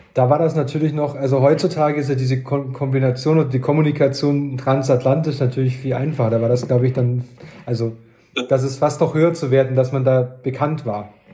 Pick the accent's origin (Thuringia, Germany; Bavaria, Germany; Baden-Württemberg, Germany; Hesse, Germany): Bavaria, Germany; Lauingen; ich komme aus, aus Lauingen an der Donau in Dillingen